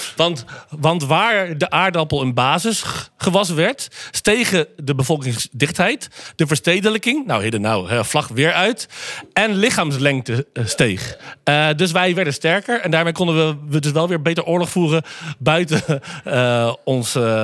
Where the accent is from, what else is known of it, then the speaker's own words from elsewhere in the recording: Netherlands; wij gewoon als Nederlanders